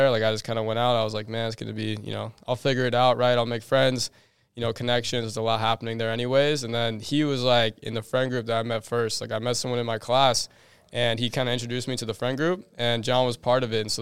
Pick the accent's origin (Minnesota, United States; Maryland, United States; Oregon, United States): Minnesota, United States; moved away as an adult; now in Arizona, United States; So basically, I grew up in Minnesota like my whole life. Like you know, like when I was super young, I actually grew up like kind of in the woods.